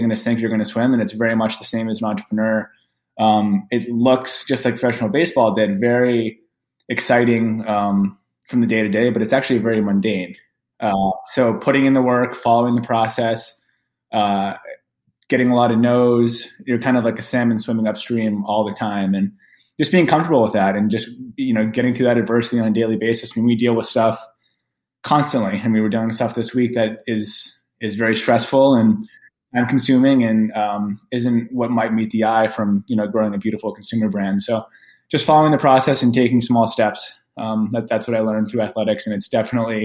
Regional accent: Cape Cod, Massachusetts, United States; I grew up in Cape Cod, Massachusetts

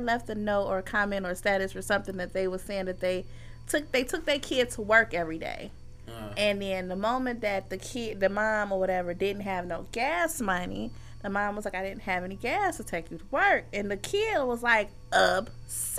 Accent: Chicago, Illinois, United States; I grew up in Roseland

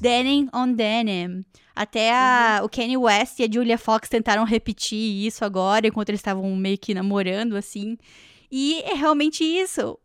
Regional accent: Brazil; now in Canada

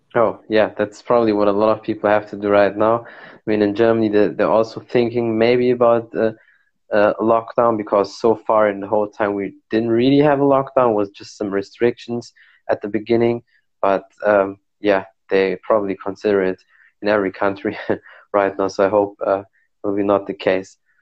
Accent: Morocco; I'm from Morocco, so we drink a lot of tea, like mint mint tea

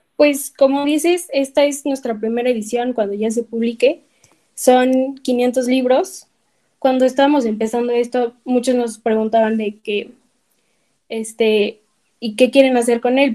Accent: Puebla, Mexico; el ir creciendo en México, en Puebla

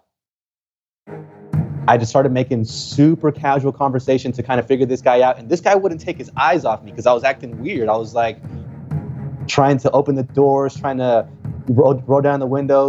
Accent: Texas, United States; English is a second language; I'm from Texas

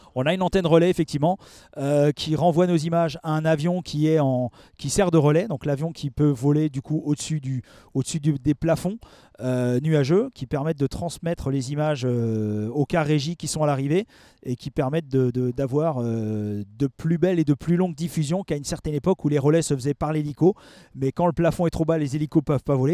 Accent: Alsace, Grand Est, France; moved away as an adult; now in Paris region, France; j'ai quitté l'Alsace, dont je, suis originaire, pour m'installer euh, en région parisienne

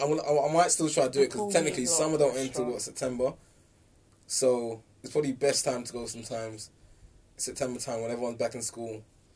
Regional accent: London, United Kingdom; we're from London.

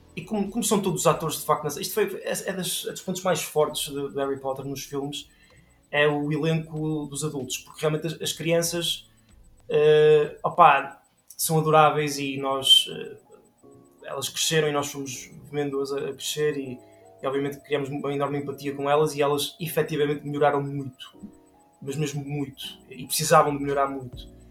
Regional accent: Portugal; somos portugueses

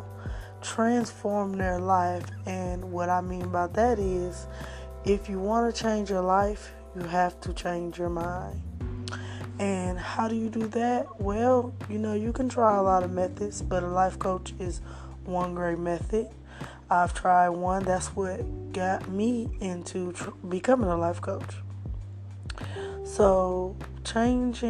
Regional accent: Flint, Michigan, United States; moved away; I'm originally from Flint, Michigan, and my family came down here for better business opportunities

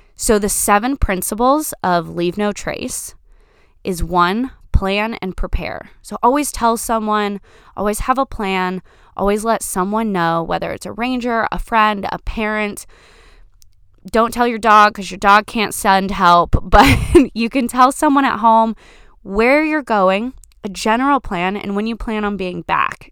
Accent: Florida, United States; now in Washington, United States; I grew up in Florida, growing up next to the National Park of the Everglades

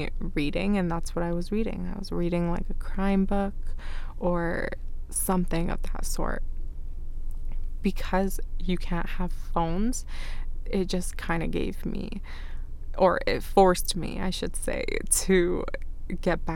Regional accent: Canada; first language Arabic; English is a second language; also born or lived in Iraq; I wasn't born in Canada. I was born in Iraq, and it was my mom and my older sister that came here. So even when I was young, I was here when I was 5

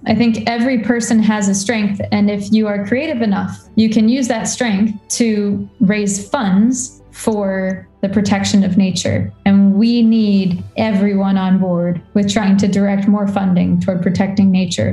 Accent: Warrenton, Virginia, United States; also born or lived in Washington, D.C.; I grew up in Warrenton, Virginia, which is a, a rural county in, in um, the eastern side of America

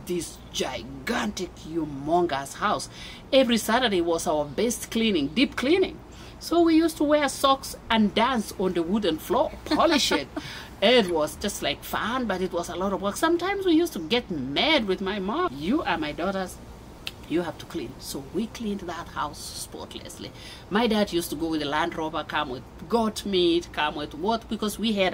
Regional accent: Mombasa, Mombasa County, Kenya; moved away as an adult; also born or lived in Des Moines, United States / Loveland, Colorado, United States; now in Colorado, United States; I was born and raised in Mombasa. That's another amazing city in Kenya.

